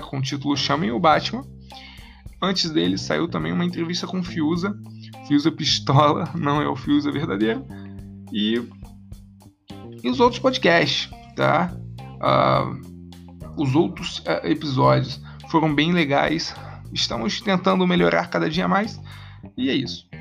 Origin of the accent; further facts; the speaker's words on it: interior of Rio de Janeiro state, Brazil; eu me coloco como carioca tá não sou da capital eu sou do interior